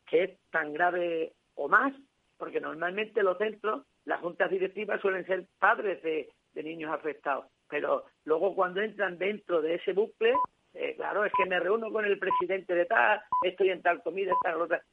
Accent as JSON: {"language": "Spanish", "area": "a village near Guadalupe", "region": "Extremadura", "country": "Spain", "tie": "born or raised there", "lives_now": "Cáceres, Spain", "said": "a mi pueblo, en la sierra de, en una sierra de aquí de, Extremadura, al, lado de Guadalupe, en Bertocana"}